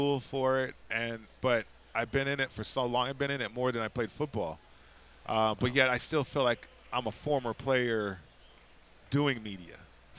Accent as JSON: {"language": "English", "town": "Las Vegas", "region": "Nevada", "country": "United States", "said": "I'm from Vegas too"}